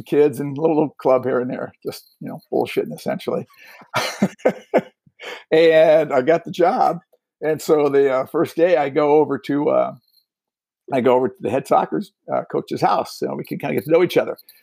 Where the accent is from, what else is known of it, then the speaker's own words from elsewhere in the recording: Cleveland, Ohio, United States; moved away; I'm from Ohio, around Cleveland area originally. Played football and did track there